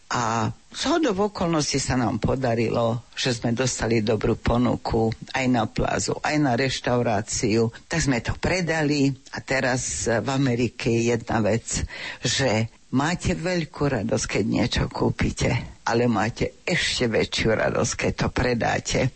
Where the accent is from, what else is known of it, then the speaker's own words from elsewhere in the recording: Slovakia; first language Slovak; moved away as an adult; now in Canada; Ja som taký patriot, by sa dalo povedať Doma sme rozprávali vždy veľmi pekne po slovensky, mama bola Martinčianka